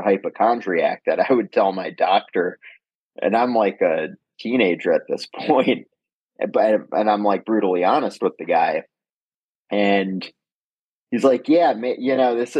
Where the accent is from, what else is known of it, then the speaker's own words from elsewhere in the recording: New York City, New York, United States; I grew up in Manhattan